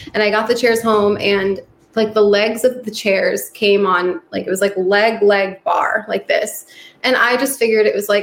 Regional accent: New York, United States; moved away; I'm from New York

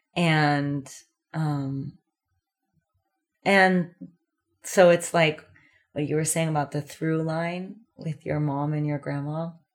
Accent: California, United States; moved away as an adult; also born or lived in New York City; growing up in California, I always had the ocean.

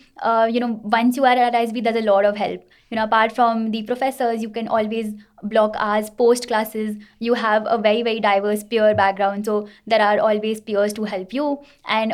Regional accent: Kolkata, West Bengal, India; I have been born and brought up in Kolkata

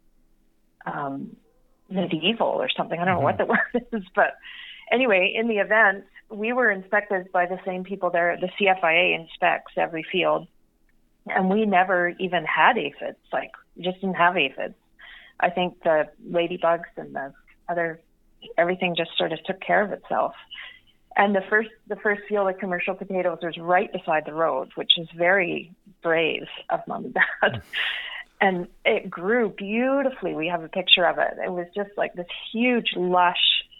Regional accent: Vancouver, British Columbia, Canada; now in Pemberton, Canada; we were growing up in Vancouver

